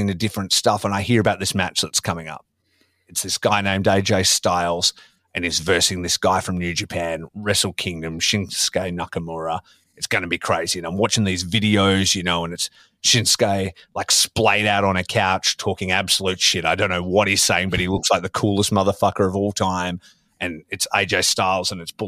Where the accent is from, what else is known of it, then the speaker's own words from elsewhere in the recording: Australia; growing up in Australia